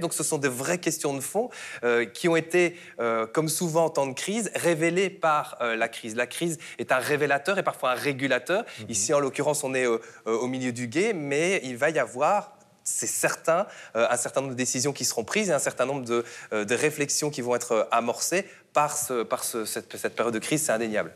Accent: Belgium; je viens de Belgique

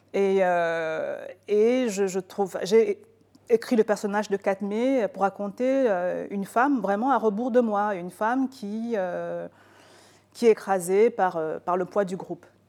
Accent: Cameroon; Je suis née, j'ai grandi au Cameroun

